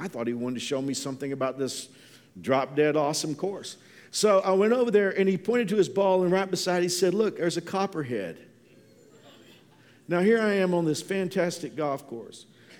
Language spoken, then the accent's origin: English; Fort Worth, Texas, United States; I grew up in Fort Worth, I'm a city boy, but my grandfather had a ranch in South Texas, and so we spent a lot of time down there.